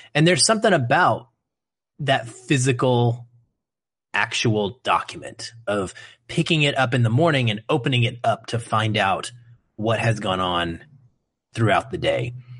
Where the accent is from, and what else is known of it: United States